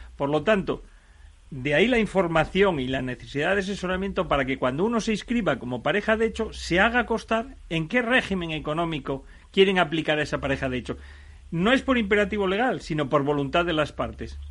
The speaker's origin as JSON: {"language": "Spanish", "region": "Asturias", "country": "Spain", "said": "yo, por ejemplo, que soy asturiano, me puedo ir a casar a Barcelona, pero yo resido en Asturias"}